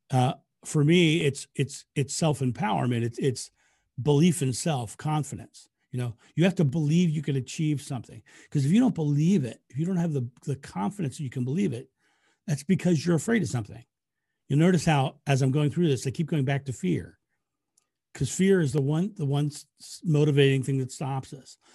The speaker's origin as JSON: {"language": "English", "country": "United States", "said": "I'm American."}